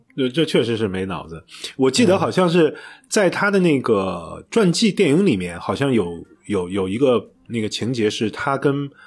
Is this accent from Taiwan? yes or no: no; China; 尤其我们中国人这种，你想起爸爸永远都是朱自清的背影